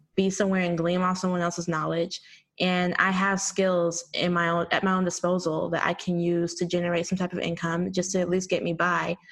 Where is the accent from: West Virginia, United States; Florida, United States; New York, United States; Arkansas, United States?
Arkansas, United States; moved away as an adult; also born or lived in Texas; now in Washington, D.C., United States; I'm from Arkansas originally. I had like a, a, stint in Texas growing up there too, but I was born and, mostly raised in Arkansas.